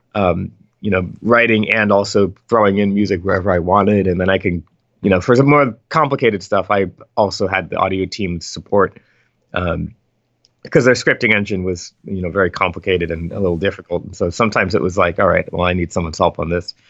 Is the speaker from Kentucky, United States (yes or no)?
no; Philadelphia, Pennsylvania, United States; I grew up in Philadelphia